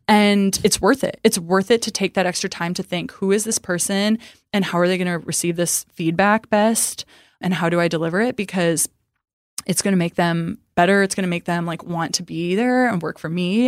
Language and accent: English; Midwest, United States; now in Dallas, United States; I'm from the Midwest